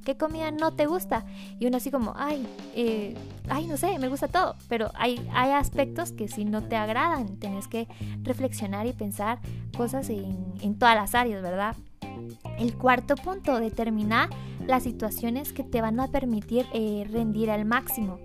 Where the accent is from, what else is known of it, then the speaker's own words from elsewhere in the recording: Guatemala; soy, soy guatemalteca, soy chapina de corazón